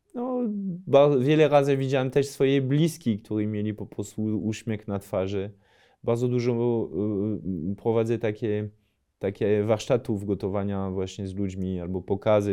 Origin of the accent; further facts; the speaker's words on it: near Lille, Hauts-de-France, France; Polish is a second language; moved away; mogę mieć taki akcent z regionu, skąd pochodzę w ogóle we Francji, czyli to jest północ Francji, powyżej Paryża, to jest 80 km od Dunkerque, 200 km od Paryża